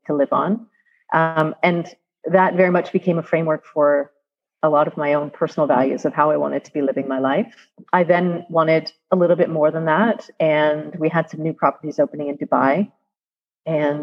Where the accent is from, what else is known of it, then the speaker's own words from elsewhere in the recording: Canada; I'm Canadian.